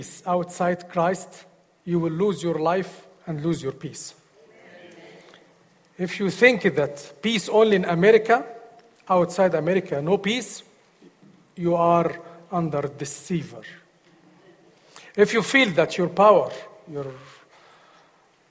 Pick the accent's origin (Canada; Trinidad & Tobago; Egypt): Egypt; English is a second language; moved away as an adult; now in United States; I am from Egypt